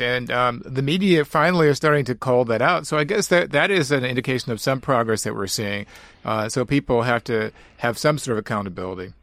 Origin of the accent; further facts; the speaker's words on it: St. Louis, Missouri, United States; also born or lived in Florissant, Missouri; I grew up in Saint Louis is born in Saint Louis in the inner city, but then I moved to, uh, Florissant, Missouri, which is a suburb